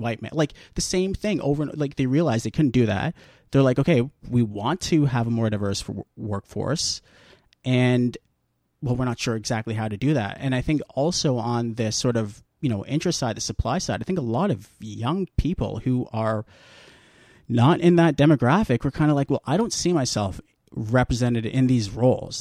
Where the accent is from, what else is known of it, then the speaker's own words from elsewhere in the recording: Guelph, Ontario, Canada; moved away as an adult; now in Toronto, Canada; I'm from Guelph. Now I'm living in Toronto.